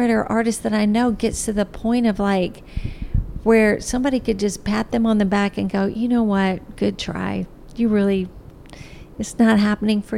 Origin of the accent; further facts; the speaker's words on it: Trenton, Tennessee, United States; moved away; I'm from Trenton, Tennessee